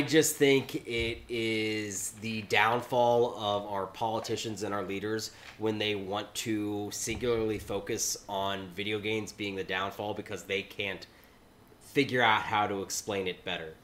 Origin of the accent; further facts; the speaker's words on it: United States; I grew up only 90 minutes outside of Dayton